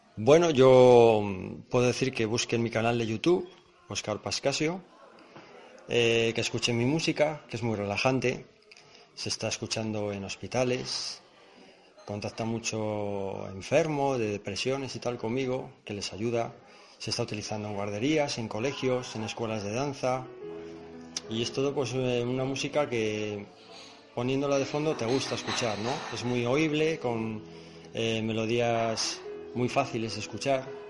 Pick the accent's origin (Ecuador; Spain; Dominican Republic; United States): Spain; Aguilar de Campoo, Castile and León; yo soy muy de mi tierra